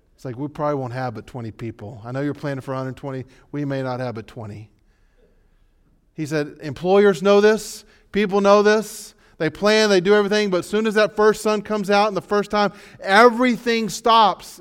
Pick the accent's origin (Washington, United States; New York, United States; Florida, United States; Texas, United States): Texas, United States; we're from Texas